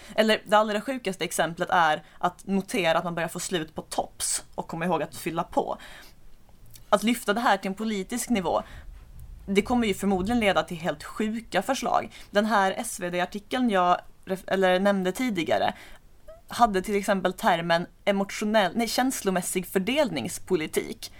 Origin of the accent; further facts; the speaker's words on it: Skåne, Sweden; Jag har ju som skåning bara koll på Danmark